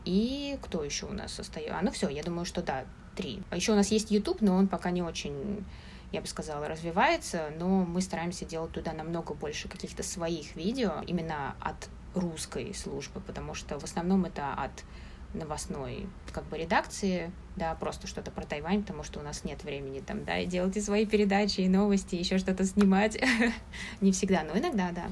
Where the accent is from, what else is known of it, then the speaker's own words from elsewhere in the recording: Moscow, Russia; moved away as an adult; now in Taipei, Taiwan; я из Москвы